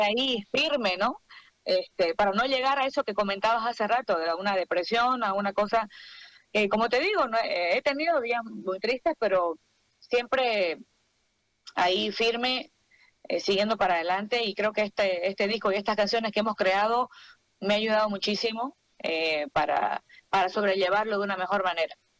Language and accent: Spanish; Bolivia; artista boliviana